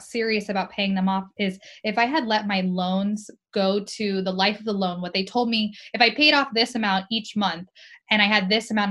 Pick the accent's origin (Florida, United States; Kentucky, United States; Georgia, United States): Florida, United States; I grew up in Florida